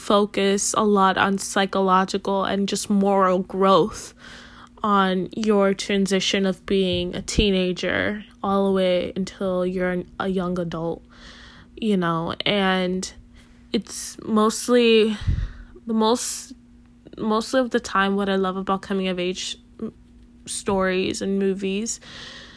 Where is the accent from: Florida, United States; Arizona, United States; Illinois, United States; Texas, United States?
Illinois, United States; Chicago; also born or lived in Puerto Rico; I was born in Puerto Rico, came to Chicago when I was about 2 years old. I've been living in Chicago basically all my life now